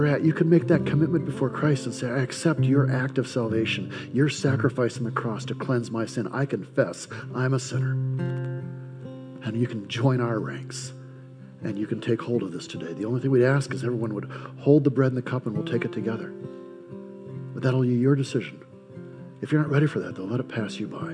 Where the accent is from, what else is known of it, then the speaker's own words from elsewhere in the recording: United States; I'm an American by birth, Czechoslovakian by ethnicity